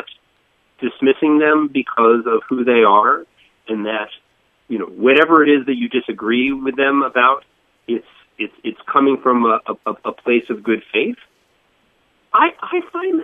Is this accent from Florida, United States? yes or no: yes; Boca Raton, Florida, United States; moved away as an adult; also born or lived in Northeast United States; I grew up in Florida, in Boca Raton, went to school in Fort Lauderdale